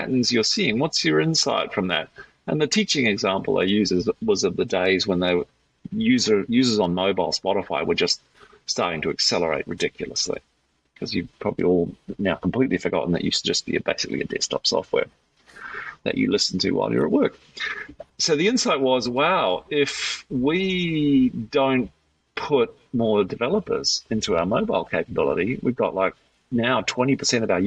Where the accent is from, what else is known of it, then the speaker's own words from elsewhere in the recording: New Zealand; accent: Kiwi; now in Australia; So I'm a Kiwi, so the word's hard to say.